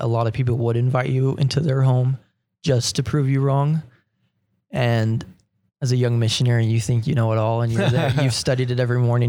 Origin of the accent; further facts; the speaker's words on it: Utah, United States; growing up in Utah, you go to church every Fast Sunday